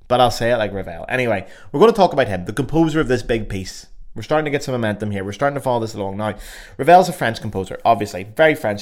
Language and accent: English; Belfast, Northern Ireland, United Kingdom; accent: Belfast; my beautiful Belfast accent